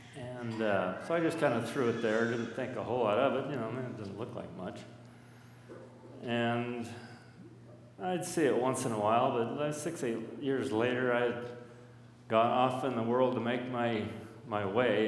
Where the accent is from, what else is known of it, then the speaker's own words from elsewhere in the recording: Burbank, Washington, United States; I grew up in Burbank area, Burbank Heights, just a little upriver up from uh, Hood Park